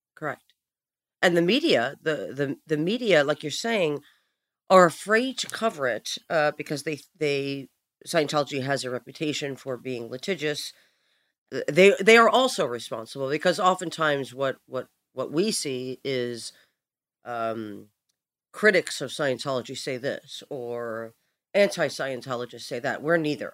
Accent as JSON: {"language": "English", "town": "New York City", "region": "New York", "country": "United States", "said": "I'm from Brooklyn, so I already have, you know, that uh, built inside of me"}